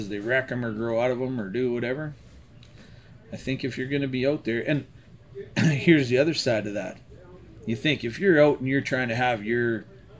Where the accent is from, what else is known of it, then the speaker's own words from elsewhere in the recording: Central Alberta, Canada; moved away; I was originally from Central Alberta